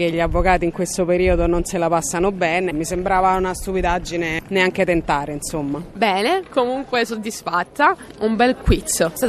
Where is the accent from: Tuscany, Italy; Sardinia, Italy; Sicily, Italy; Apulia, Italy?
Tuscany, Italy; Florence; Io ho 37 anni, vengo da Firenze.